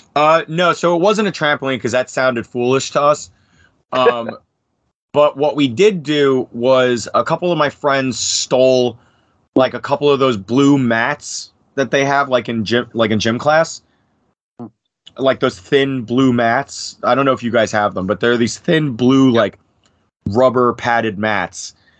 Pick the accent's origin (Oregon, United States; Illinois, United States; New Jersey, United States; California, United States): New Jersey, United States; Bergen County; I was born and was and raised in Bergen County, New Jersey